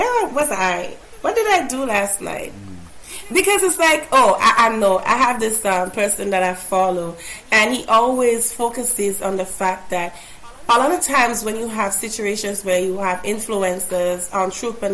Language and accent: English; Grenada; I'm pronouncing it as if it's an A, because I'm from Grenada.